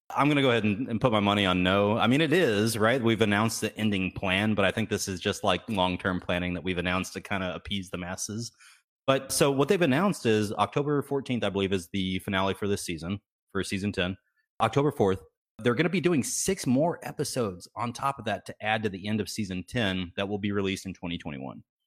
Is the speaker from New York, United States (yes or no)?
no; Texas, United States; I grew up in Texas, you know, going to the ranch every, every, every weekend.